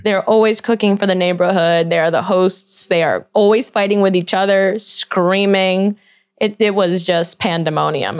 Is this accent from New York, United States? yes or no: yes; New York City, New York, United States; I grew up in Brooklyn